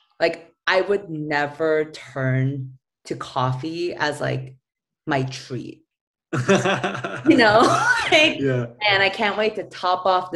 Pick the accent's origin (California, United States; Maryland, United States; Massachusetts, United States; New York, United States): New York, United States; moved away as an adult; also born or lived in San Francisco; now in Los Angeles, United States; I'm originally from New York.